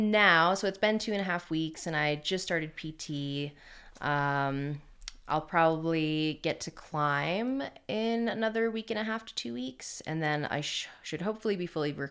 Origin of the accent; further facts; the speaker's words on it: Rhode Island, United States; also born or lived in Connecticut; Yeah, I'm from Rhode Island originally.